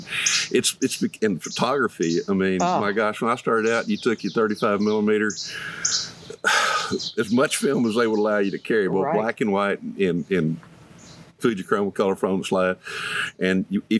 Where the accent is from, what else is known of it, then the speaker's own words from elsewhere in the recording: Texas, United States; I am from Texas, and I'm very proud of that fact